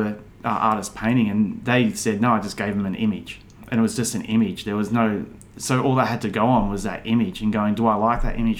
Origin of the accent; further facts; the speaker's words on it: Melbourne, Victoria, Australia; I'm an artist from Melbourne.